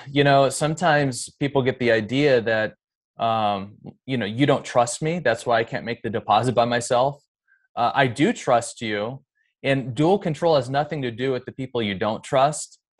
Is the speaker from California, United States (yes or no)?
no; Seattle, Washington, United States; also born or lived in Bremerton / Olympic Peninsula; I'm more from, you know, the greater Seattle area